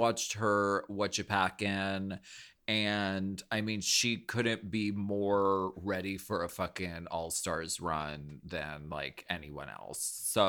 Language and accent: English; Canada; I'm French Canadian.